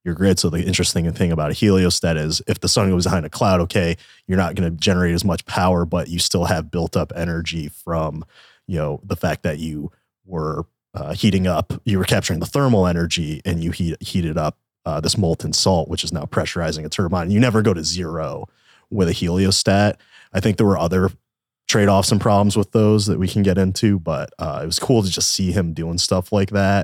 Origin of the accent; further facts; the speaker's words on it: East Coast, United States; now in Texas, United States; We're Italians from the East Coast